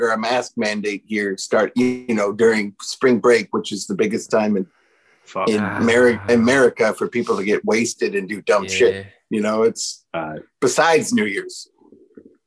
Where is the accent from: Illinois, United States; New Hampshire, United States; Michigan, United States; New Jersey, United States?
Michigan, United States; moved away as an adult; also born or lived in Nashville; now in San Antonio, United States; I live in Texas now. I'm originally from Michigan.